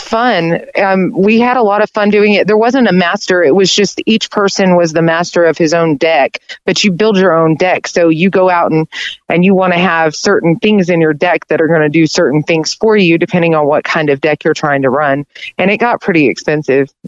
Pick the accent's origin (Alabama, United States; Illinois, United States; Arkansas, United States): Arkansas, United States; Conway; also born or lived in Little Rock, Arkansas; I grew up in Conway